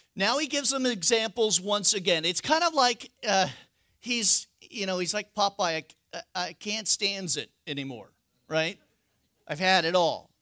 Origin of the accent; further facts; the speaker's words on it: West Coast, United States; I'm from the West Coast.